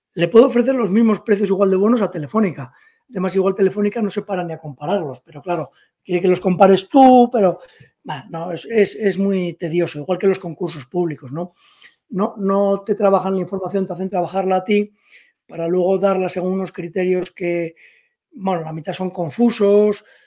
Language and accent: Spanish; Spain; yo como empresario español